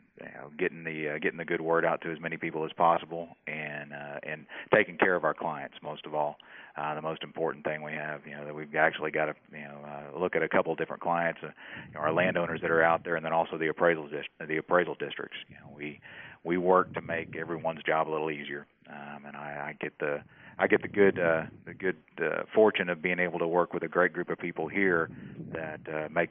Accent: Austin, Texas, United States; also born or lived in Lubbock, Texas / Dripping Springs, Texas; I grew up in Austin, Texas

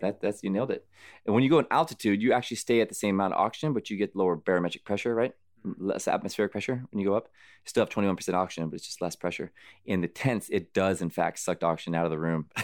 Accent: United States; also born or lived in Arizona / California; I grew up in Arizona, California, in the sun

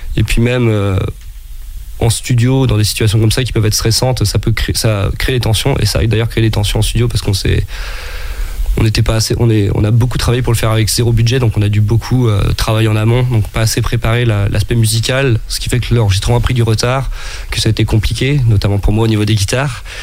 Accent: Brest, Brittany, France; je viens de Brest, donc euh, la vie côtière, c'est un peu le, le, cadre dans lequel j'ai grandi

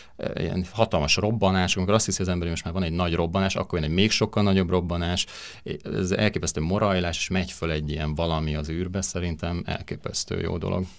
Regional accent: Hungary; én Magyarországról jöttem

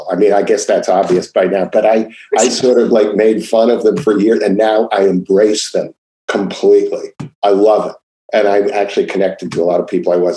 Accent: Seattle, Washington, United States; born or raised there

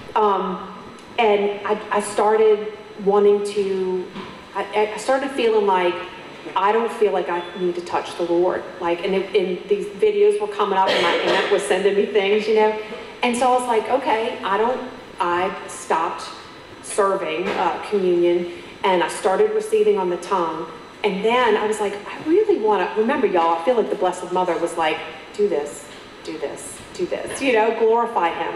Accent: Metairie, Louisiana, United States; moved away; I'm from Metairie.

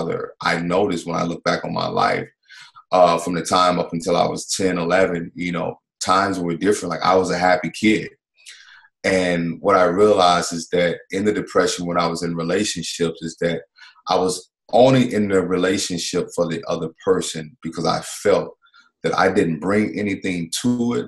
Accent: Mississippi, United States; I grew up in the South in Mississippi.

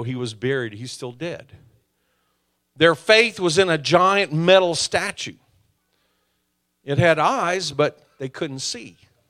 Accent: South Korea; As I mentioned earlier, I was raised in Korea. It's not a Christian country, although there's a strong Christian movement now.

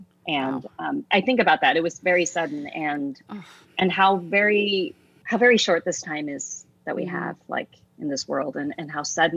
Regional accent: United States; being born a Filipina in the United States

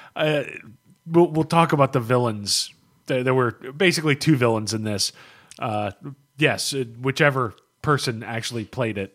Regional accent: United States; I'm an American

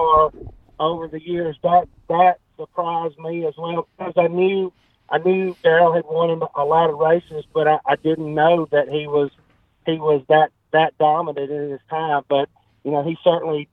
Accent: Talladega, Alabama, United States; I was born and raised in Talladega. I actually still live in Talladega now, about 10 miles from the racetrack.

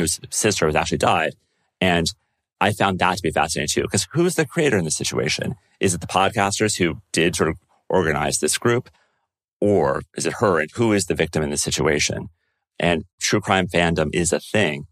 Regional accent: United States; As an American

